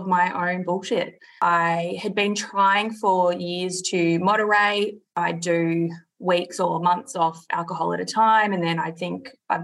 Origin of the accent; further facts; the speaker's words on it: Melbourne, Victoria, Australia; We grew up in Melbourne